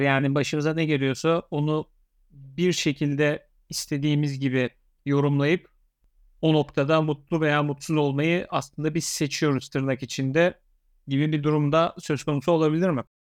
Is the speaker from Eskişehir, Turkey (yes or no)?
yes; Eskişehir, Turkey; ben Eskişehirliyim